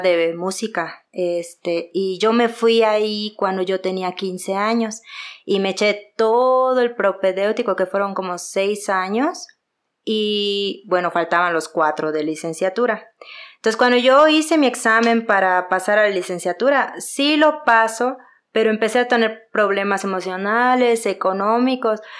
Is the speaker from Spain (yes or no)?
no; Yucatán, Mexico; accent: Yucatecan; now in Mexico City, Mexico; Soy de Yucatán, orgullosamente yucateca, se nota mi acento